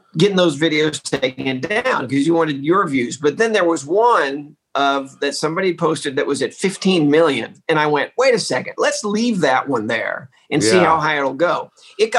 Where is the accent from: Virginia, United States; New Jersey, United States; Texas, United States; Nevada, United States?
Texas, United States; I grew up in Texas.